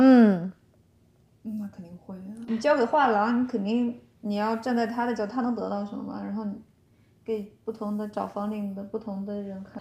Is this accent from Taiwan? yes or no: no; China; moved away; 我就说来自中国